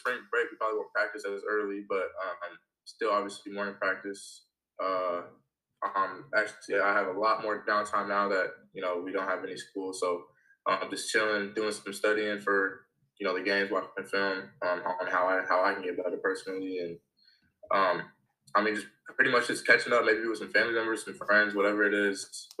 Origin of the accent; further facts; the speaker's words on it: Lawrence, Kansas, United States; now in South Dakota, United States; So, growing up in Lawrence, it's another college town.